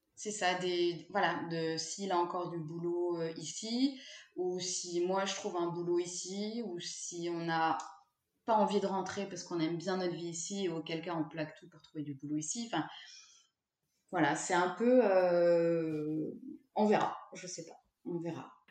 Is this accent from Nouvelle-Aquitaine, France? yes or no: no; Lyon, Auvergne-Rhône-Alpes, France; moved away as an adult; also born or lived in Toulouse; je viens de Lyon